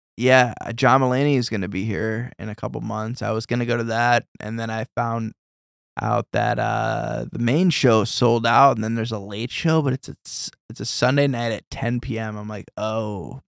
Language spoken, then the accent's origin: English; Davenport, Iowa, United States; growing up in Davenport